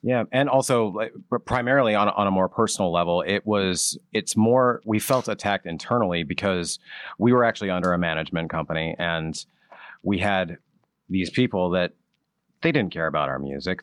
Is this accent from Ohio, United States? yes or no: yes; Ohio, United States; now in Pennsylvania, United States; I'm actually from Ohio